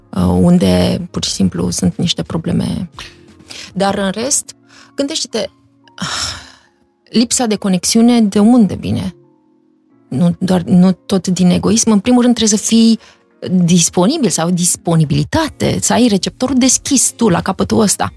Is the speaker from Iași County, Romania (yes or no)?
yes; Iași, Iași County, Romania; moved away as an adult; also born or lived in Los Angeles; eu sunt o fată de la Iași, dintr-o familie cu această configurație